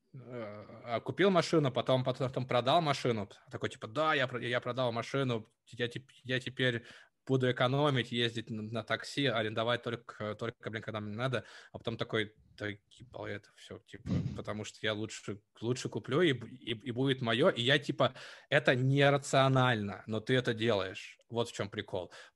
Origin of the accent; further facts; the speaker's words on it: Novosibirsk, Novosibirsk Oblast, Russia; moved away as an adult; also born or lived in Lithuania; я жил в детстве в Новосибирске